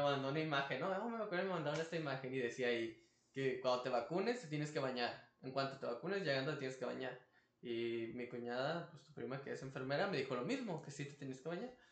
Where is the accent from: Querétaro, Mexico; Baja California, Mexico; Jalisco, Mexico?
Baja California, Mexico; Tijuana; somos de Tijuana